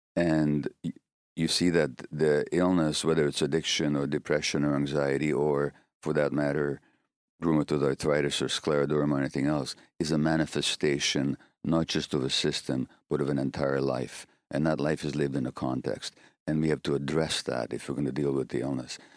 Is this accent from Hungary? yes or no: yes; Hungary; moved away; in my home country of Hunga-, Hungary